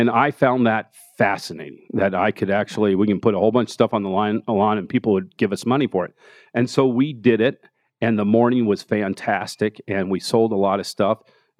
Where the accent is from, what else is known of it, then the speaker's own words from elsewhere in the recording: Denver, Colorado, United States; Yeah, Park Hill. Grew up in Park Hill and went to Manual High School and graduated CU Boulder. So I'm, I lived here for 45 years.